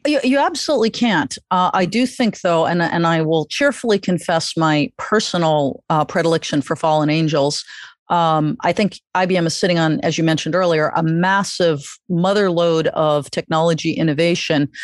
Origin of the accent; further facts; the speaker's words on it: New York, United States; as a New Yorker